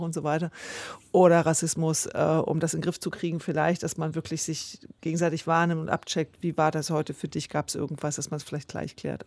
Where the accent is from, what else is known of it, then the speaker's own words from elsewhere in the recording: Senftenberg region, Brandenburg, Germany; Das ist ja meine Heimatregion